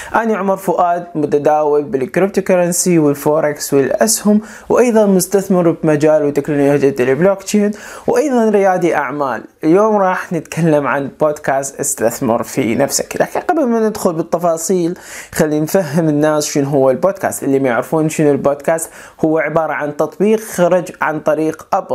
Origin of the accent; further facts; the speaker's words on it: Iraq; moved away as an adult; also born or lived in Turkey / Germany; أنا عراقي الجنسية